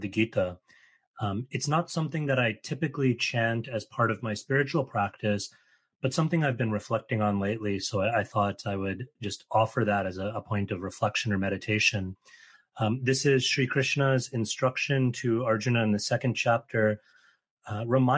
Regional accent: New York City, New York, United States; I grew up in New York City

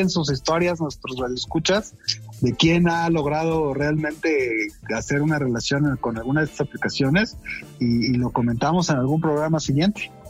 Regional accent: Mexico; los mexicanos somos malos para, para el tema de la globalización.

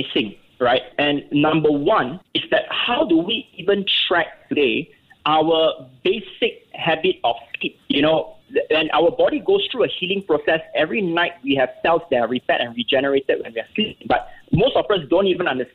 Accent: Singapore; as a Singaporean

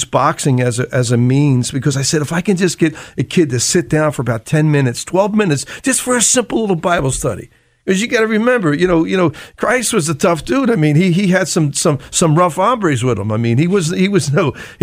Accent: Philadelphia, Pennsylvania, United States; I was born and raised in Kensington

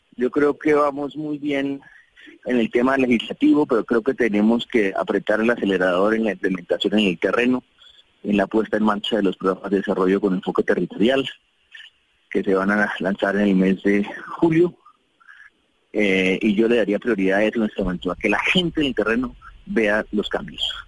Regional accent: Colombia; como colombianos

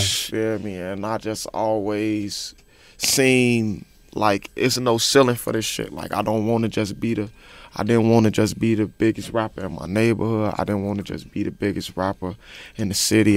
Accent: Chicago, Illinois, United States; born or raised there

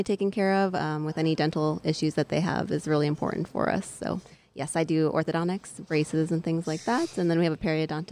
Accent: Minnesota, United States; now in Boerne, Texas, United States; I grew up in Minnesota

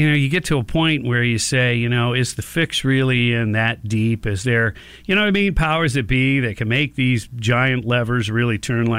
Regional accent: Detroit, Michigan, United States; Oh, man, I grew up in Motown, brother.

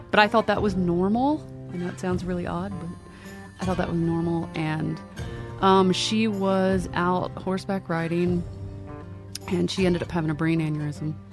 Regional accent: Lancaster County, Pennsylvania, United States; I am originally from Pennsylvania. I grew up in Lancaster County, uh, which is home of the Amish.

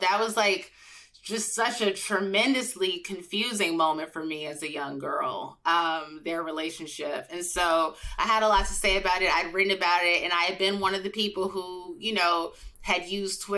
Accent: Chicago, Illinois, United States; I was from Chicago

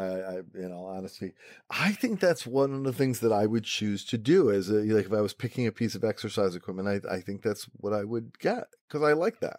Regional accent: Rochester, New York, United States; I'm originally from Rochester, New York, and we have a saying in Rochester that's probably true in other places.

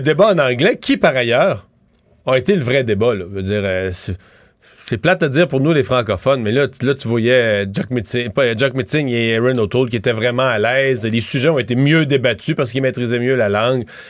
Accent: Quebec, Canada; en tant que Québécois

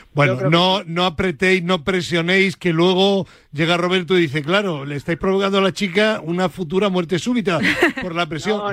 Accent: Granada, Andalusia, Spain; Yo soy granadino

